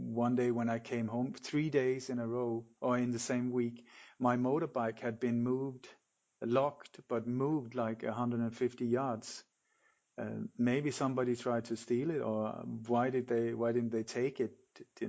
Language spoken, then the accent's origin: English; Denmark; moved away; also born or lived in Sweden / Mallorca, Spain; I'm Danish. I was born in Denmark, but lived many years in Sweden